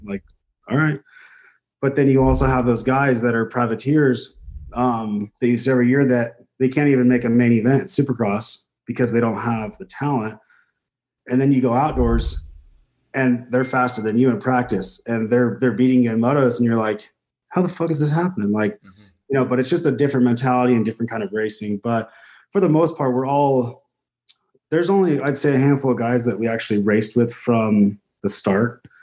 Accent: Temecula, California, United States; now in Boise, United States; I grew up in uh, California, right around Riverside area, Temecula, kind of bounced through my whole life

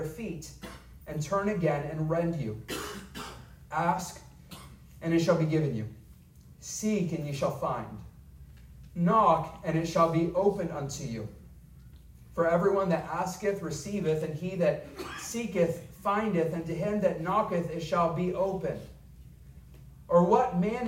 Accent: Arkansas, United States; I'm from Arkansas

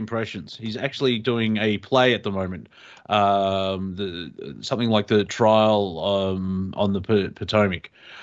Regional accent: Australia; we're Australian

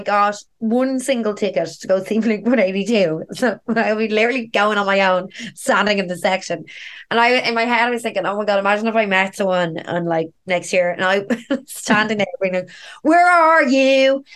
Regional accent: Dublin, Leinster, Ireland; I'm a dub. I'm like basically born and raised in Dublin.

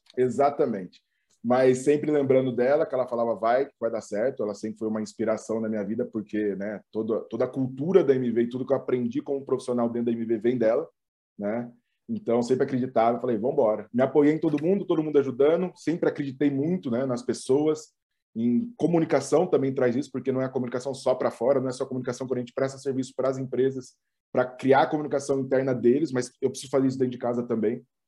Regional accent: Ribeirão Preto, São Paulo, Brazil; moved away as an adult; now in São Paulo, Brazil; eu sou de Ribeirão

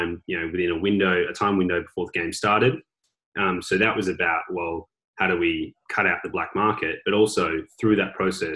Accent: Melbourne, Victoria, Australia; my hometown of Melbourne

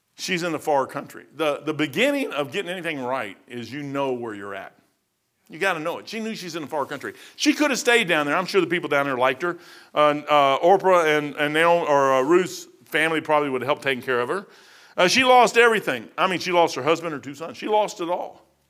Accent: Louisville, Kentucky, United States; now in Dayton, United States; I come from Louisville

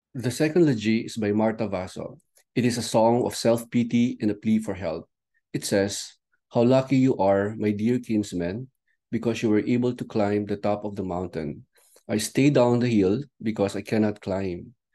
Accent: Ivana, Cagayan Valley, Philippines; my hometown, Ivana, in Batan Island.

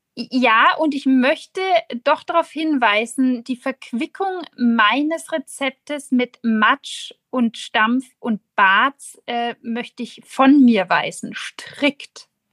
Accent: Nuremberg, Bavaria, Germany; als Nürnberger Protestantin

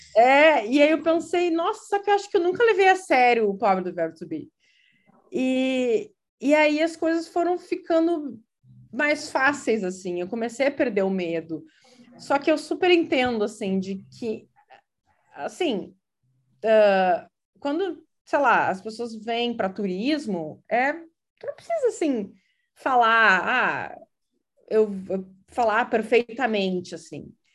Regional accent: Uruguaiana, Rio Grande do Sul, Brazil; first language Portuguese; moved away as an adult; also born or lived in Porto Alegre, Brazil / southern Brazil; now in Providence, United States; Eu eu sou natural de Uruguaiana, mas morei por muito tempo em vários lugares do Sul

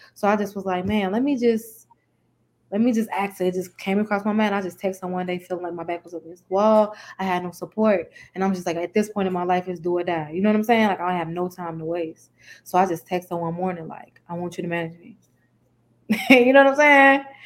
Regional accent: Chicago, Illinois, United States; I'm from Chicago, um, from the east side of Chicago.

